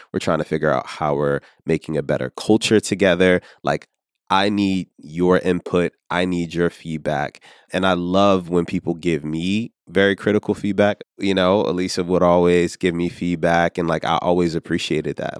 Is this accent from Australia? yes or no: no; Richmond, Virginia, United States; now in New York, United States; I'm originally from Richmond, Virginia, and somehow made my way here to, uh, New York.